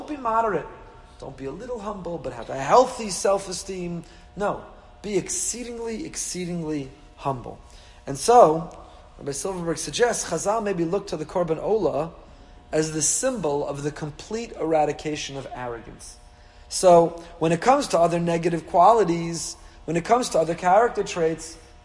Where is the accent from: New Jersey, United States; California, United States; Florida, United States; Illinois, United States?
New Jersey, United States; Teaneck; born or raised there